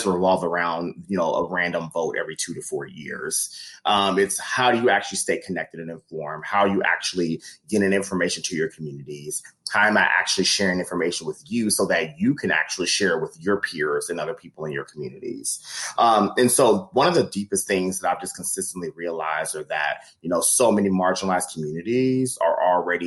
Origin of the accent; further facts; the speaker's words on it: Midwest, United States; as a Midwesterner